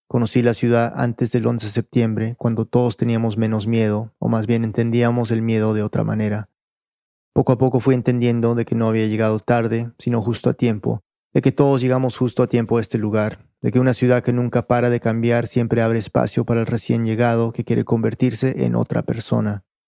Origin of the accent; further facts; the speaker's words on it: the southern United States, United States; moved away as an adult; also born or lived in Peru; now in New York, United States; Crecí en un suburbio tranquilo de una ciudad tranquila en el sur de los Estados Unidos